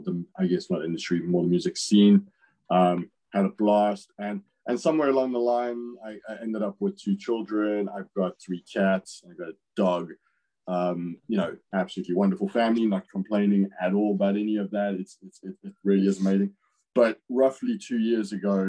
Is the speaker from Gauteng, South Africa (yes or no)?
no; Natal South Coast, KwaZulu-Natal, South Africa; moved away; I grew up bodyboarding on the Natal South Coast